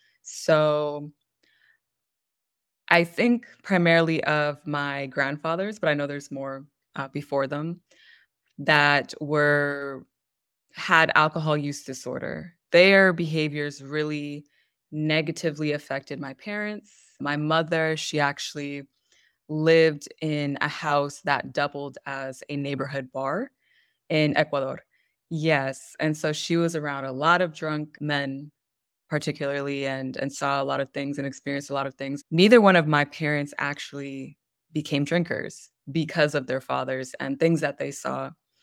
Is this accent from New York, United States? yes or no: no; California, United States; also born or lived in Michigan / Pennsylvania; So I was born in Michigan, but I didn't live there past, I think, one, if that. So my family went back to Los Angeles, and we moved around a bunch within California, eventually moved to Pennsylvania, Connecticut, Pennsylvania again, Maryland, Pennsylvania again, California